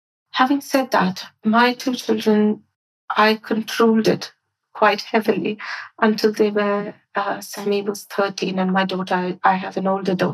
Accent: India; now in United Kingdom; I grew up in India, so my education was very different

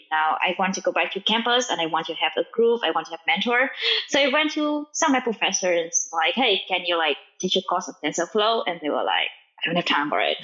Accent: Vietnam; English is a second language; now in United States; I'm from Vietnam, and like my family doesn't speak English

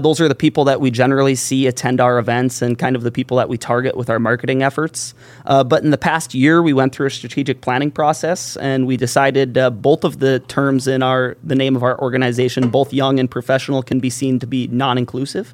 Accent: Valley City, North Dakota, United States; moved away as an adult; now in Grand Forks, United States; grew up in Valley City, came to Grand Forks a lot.

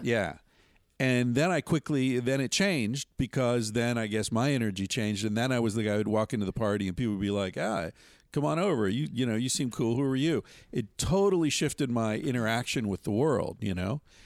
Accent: Western Pennsylvania, United States; I grew up in Western Pennsylvania in the seventies

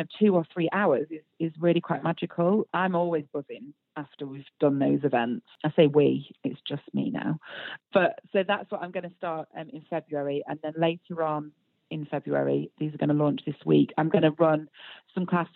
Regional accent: United Kingdom; we're British

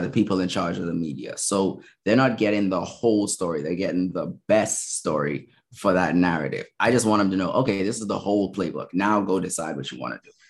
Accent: Bahamas; moved away as an adult; also born or lived in Minnesota, United States; now in Baltimore, United States; I'm from the Bahamas. Okay. So I um born and raised

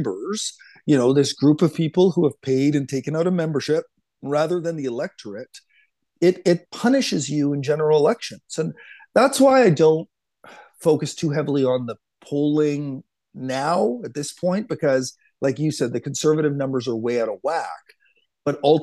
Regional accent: Ottawa, Ontario, Canada; moved away; I grew up in Ottawa, and I've moved my way west slowly

